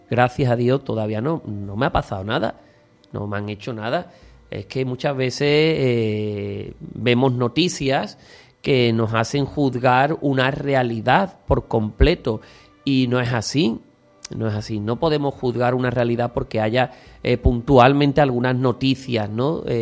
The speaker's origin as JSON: {"language": "Spanish", "town": "Utrera", "region": "Andalusia", "country": "Spain", "tie": "born or raised there", "said": "Mi pueblo, por supuesto, que seguirá siendo Utrera y, lo es."}